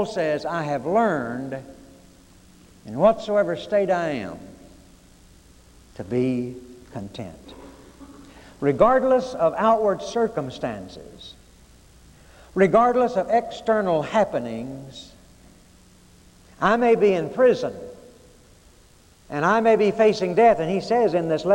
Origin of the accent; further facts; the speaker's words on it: Arkansas, United States; I was growing up in Arkansas that in grade school